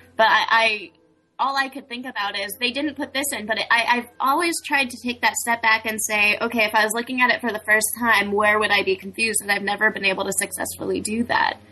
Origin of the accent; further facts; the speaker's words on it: California, United States; I'm all California